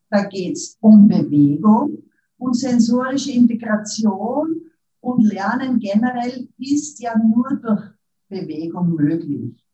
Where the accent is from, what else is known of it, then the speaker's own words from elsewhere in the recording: Upper Austria, Austria; now in Vienna, Austria; Ich lebe in Wien, bin aus Oberösterreich, aber bin schon lang in Wien